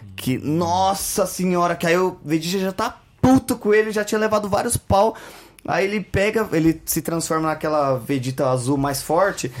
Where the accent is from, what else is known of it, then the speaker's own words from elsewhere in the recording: Brazil; a gente é brasileiro